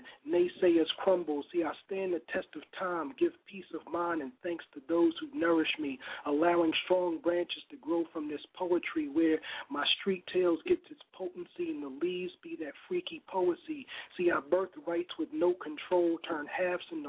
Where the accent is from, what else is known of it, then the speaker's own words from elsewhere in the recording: Chicago, Illinois, United States; I'm from Chicago